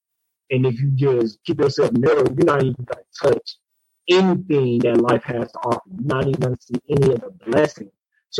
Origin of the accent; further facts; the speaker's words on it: Detroit, Michigan, United States; coming from the urban city of Detroit and the inside neighborhoods. Just having goals of playing sports.